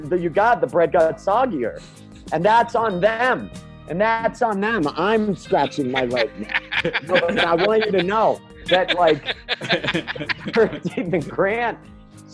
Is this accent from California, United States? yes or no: no; Winthrop, Maine, United States; moved away as an adult; now in Denver, United States; I grew up in Winthrop